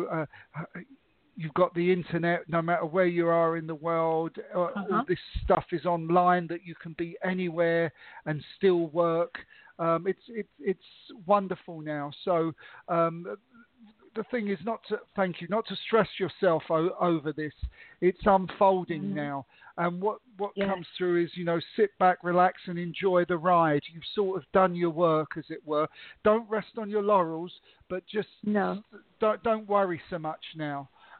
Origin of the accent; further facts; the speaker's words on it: England, United Kingdom; I was brought up in England, I come from an Italian background